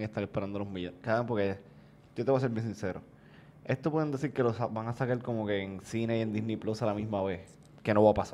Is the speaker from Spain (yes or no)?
no; Bayamón, Puerto Rico; saben que yo soy de Bayamón.